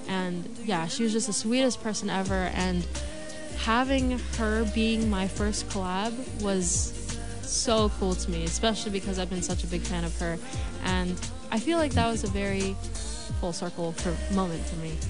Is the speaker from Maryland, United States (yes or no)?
yes; Maryland, United States; moved away as an adult; now in Los Angeles, United States; move away from my hometown in Maryland